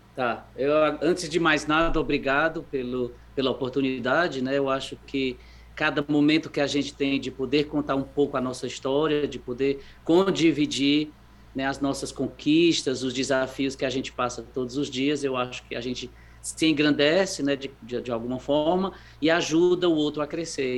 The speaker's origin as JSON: {"language": "Portuguese", "town": "Fortaleza", "region": "Ceará", "country": "Brazil", "tie": "born or raised there", "moved": "as an adult", "said": "Sou daí, sou de Fortaleza, nasci aí. Uh, e, e aí fiquei até mais ou menos a faculdade, quando eu fui embora"}